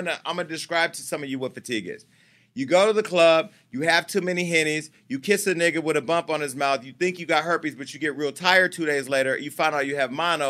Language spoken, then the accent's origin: English; Mississippi, United States; You know how we grew up in Mississippi.